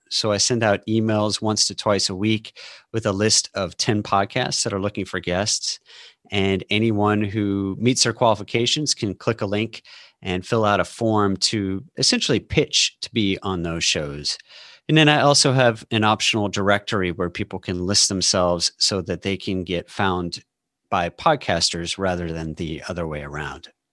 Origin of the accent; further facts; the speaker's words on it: St. Louis, Missouri, United States; also born or lived in Austin, Texas; now in Seattle, United States; I live outside of Seattle now, um, but I grew up in Saint Louis and lived in Austin for twenty years